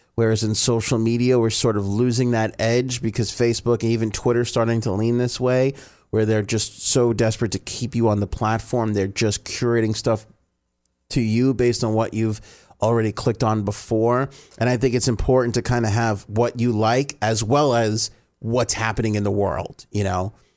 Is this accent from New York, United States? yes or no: yes; New York, United States; I grew up in New York and an Italian family